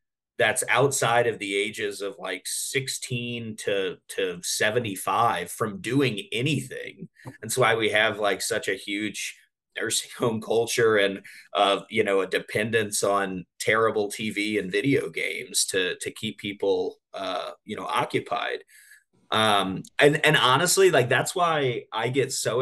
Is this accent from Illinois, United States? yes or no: no; Baton Rouge, Louisiana, United States; I grew up in Louisiana in a very typical sort of suburban fabric